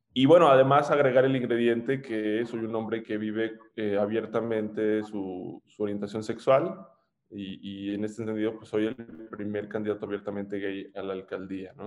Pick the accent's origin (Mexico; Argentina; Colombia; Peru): Mexico; León, Guanajuato; also born or lived in Monterrey, Nuevo León / Torreón / United States; Nací en Monterrey, Nuevo León